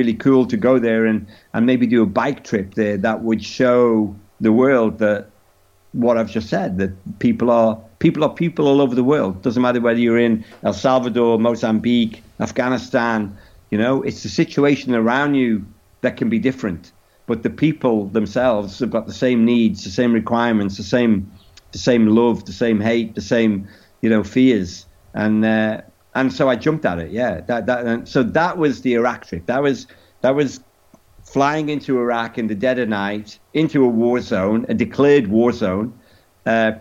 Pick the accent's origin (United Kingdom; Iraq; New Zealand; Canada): United Kingdom; England; we're from England